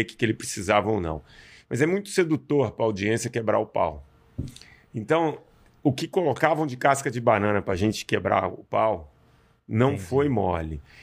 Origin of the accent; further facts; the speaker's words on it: Belo Horizonte, Minas Gerais, Brazil; eu sou mineiro árabe, nasci em Belo Horizonte